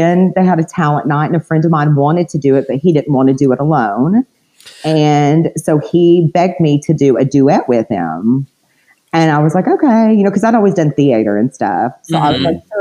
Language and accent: English; Cleveland, Tennessee, United States; moved away as an adult; also born or lived in Florida; I'm from a little small town in Tennessee. It's called Cleveland, Tennessee.